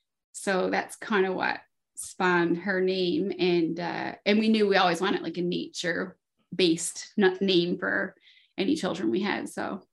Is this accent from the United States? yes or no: no; Newfoundland and Labrador, Canada; Oh, something cool about my hometown. It's a pretty cool place to have access to sea and mountains, Newfoundland version of mountains anyway.